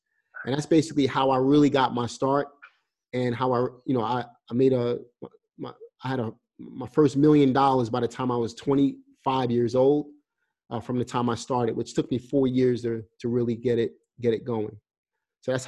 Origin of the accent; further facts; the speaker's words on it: New York City, New York, United States; moved away as an adult; now in North Carolina, United States; I'm coming from New York